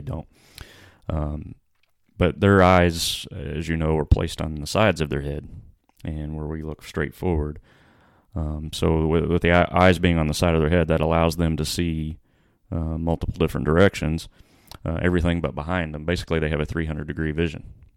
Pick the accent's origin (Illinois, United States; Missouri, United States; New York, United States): Illinois, United States; Freeman Spur; growing up in Freeman's Spur